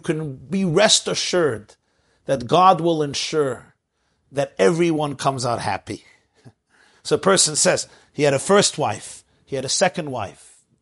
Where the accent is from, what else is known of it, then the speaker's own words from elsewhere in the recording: New York City, New York, United States; I grew up in Brooklyn, the housing was a little tighter